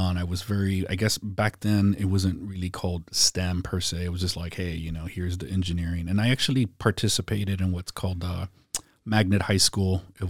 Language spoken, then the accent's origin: English; San Antonio, Texas, United States; So yeah, I grew up on the South Side, went to South San Antonio.